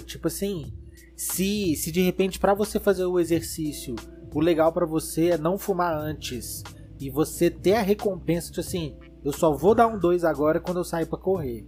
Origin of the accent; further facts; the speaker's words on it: Belo Horizonte, Minas Gerais, Brazil; nós somos de BH